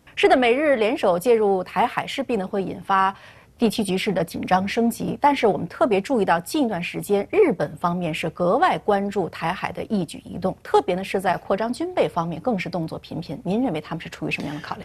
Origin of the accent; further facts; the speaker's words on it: China; 本来是我们中国人自己的家务事